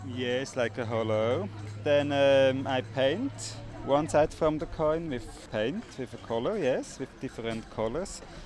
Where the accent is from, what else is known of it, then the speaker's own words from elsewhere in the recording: Switzerland; moved away; I come from Switzerland